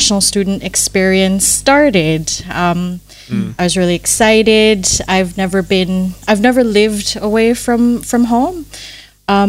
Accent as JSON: {"language": "English", "town": "Manila", "region": "Metro Manila", "country": "Philippines", "tie": "born or raised there", "moved": "as an adult", "lives_now": "Adelaide, Australia", "said": "I grew up really privileged in Manila."}